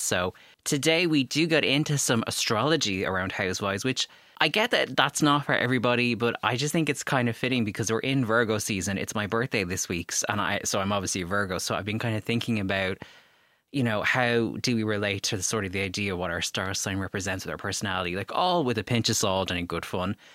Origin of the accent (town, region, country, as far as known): Ireland